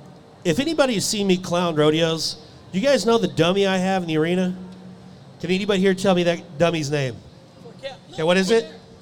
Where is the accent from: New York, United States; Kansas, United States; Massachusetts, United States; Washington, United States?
Kansas, United States; Abbeville; We didn't have cable growing up in Abbeville, Kansas, you know.